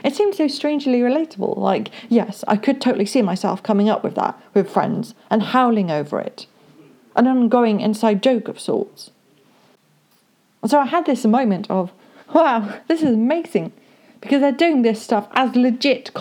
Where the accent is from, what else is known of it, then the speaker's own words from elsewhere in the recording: United Kingdom; I am British